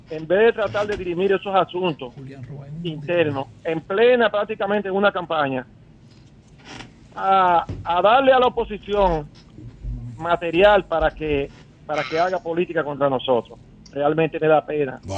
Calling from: Santo Domingo, Distrito Nacional, Dominican Republic; aquí de Santo Domingo. Yo soy del Distrito Nacional. ¿Tu nombre? Soy, de la zona P1.

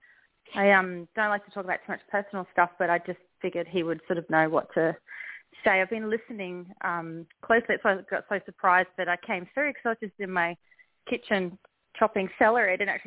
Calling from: Australia; I'm calling from Australia.

